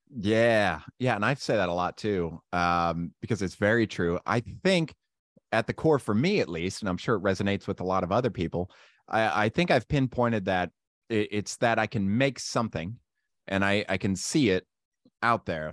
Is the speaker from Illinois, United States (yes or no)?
no; Randolph, Ohio, United States; I was born and raised in Randolph, Ohio